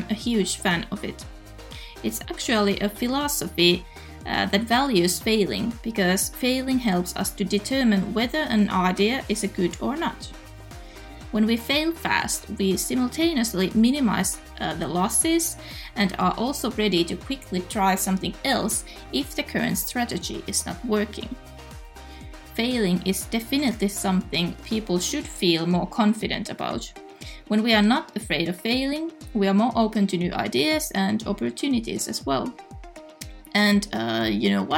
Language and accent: English; Finland; my, let's say, beautiful home country